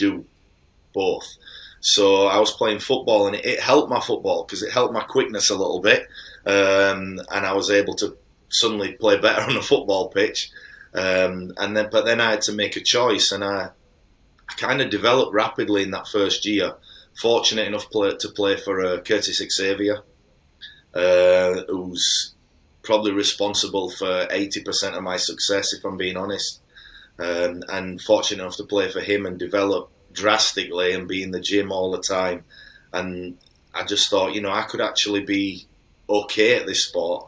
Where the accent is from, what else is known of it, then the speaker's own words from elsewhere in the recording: Halifax, Yorkshire and the Humber, United Kingdom; I'm from Halifax